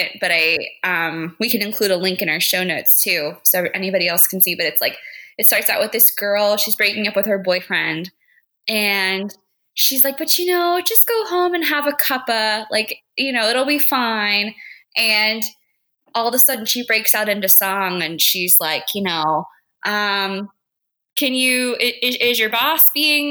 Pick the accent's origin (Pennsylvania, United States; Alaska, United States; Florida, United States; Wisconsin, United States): Florida, United States; also born or lived in Belfast; I'm from Florida too